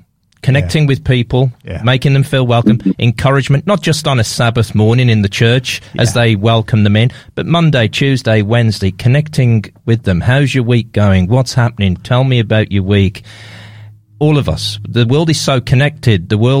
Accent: England, United Kingdom; moved away as an adult; also born or lived in London; now in Australia; I come all the way from England, living in Australia

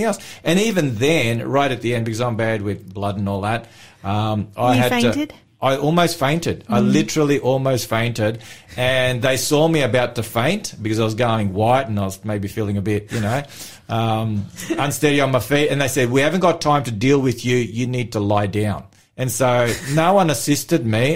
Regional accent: Melbourne, Victoria, Australia; moved away; I'm from Melbourne originally

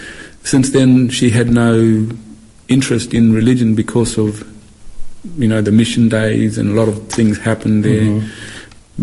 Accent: Western Australia, Australia; I grew up in Western Australia.

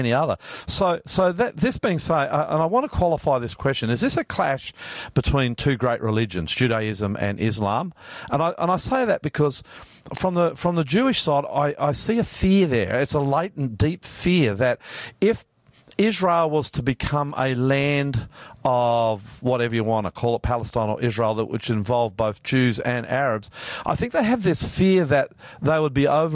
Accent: Australia; I'm Australian, Australian, Australian. I am Australian, Australian blood.

